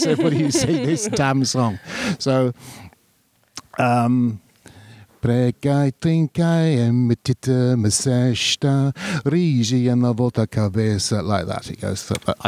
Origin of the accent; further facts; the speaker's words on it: United Kingdom; I didn't want to admit to being British in Ireland.